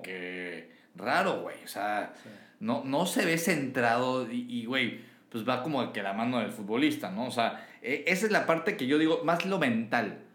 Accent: Mexico; como mexicano

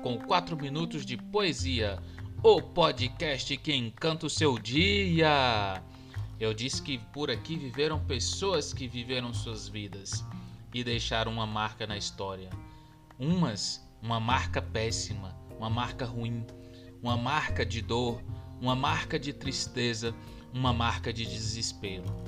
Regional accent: Goiás, Brazil; Como bom goiano que sou

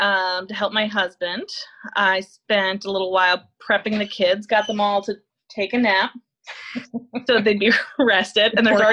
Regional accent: New York, United States; moved away as an adult; now in Indiana, United States; So I'm from New York. My husband's from Connecticut. He moved to upstate New York for college. He went to RPI there.

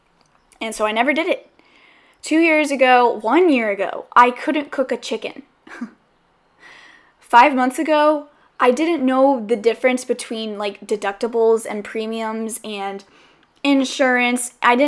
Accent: the South, United States; because I'm from the South, and I know that we get a bad rap for saying, hey, I'll have you over sometime, and then we don't do anything about it. And so I came to the West Coast kind of in that mindset

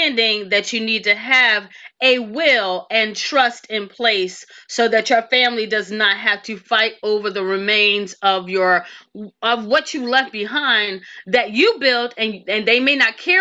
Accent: Philadelphia, Pennsylvania, United States; moved away as an adult; also born or lived in Tallahassee, Florida (FAMU); I'm the chick from Philly

